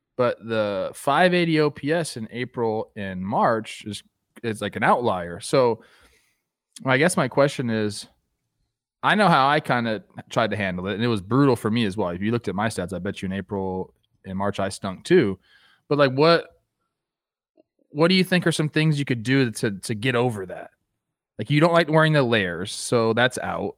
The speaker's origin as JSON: {"language": "English", "region": "Southern California", "country": "United States", "tie": "born or raised there", "said": "I grew up in Southern California"}